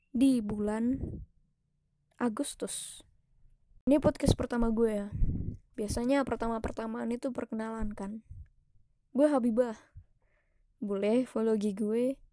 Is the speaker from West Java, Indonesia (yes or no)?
no; Temanggung, Central Java, Indonesia; Gue terlahir dari daerah yang seperti itu di Temanggung. Lo cari deh Temanggung dari Jawa Tengah gue orang Jawa